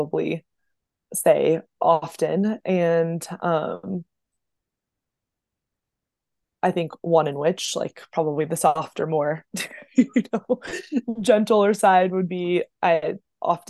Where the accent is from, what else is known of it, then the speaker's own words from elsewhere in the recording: Oceanside, California, United States; now in Denver, United States; I was born and raised in Oceanside, California. So that's North County of San Diego